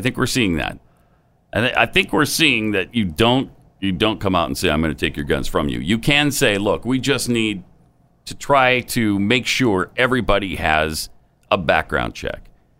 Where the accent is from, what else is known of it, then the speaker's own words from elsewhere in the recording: Deep South, United States; I grew up in the Deep South, surrounded by prejudiced people, racists